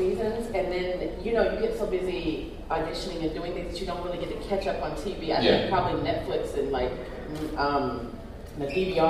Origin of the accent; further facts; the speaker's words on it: Texas, United States; I'm originally from Texas